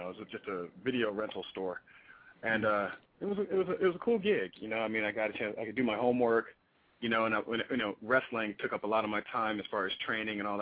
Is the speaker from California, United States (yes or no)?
yes; Daly City, California, United States; I grew up in Daly City, California